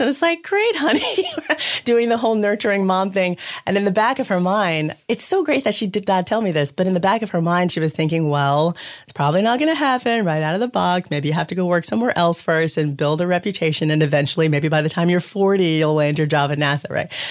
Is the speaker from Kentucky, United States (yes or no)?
yes; Louisville, Kentucky, United States; I grew up in Louisville, Kentucky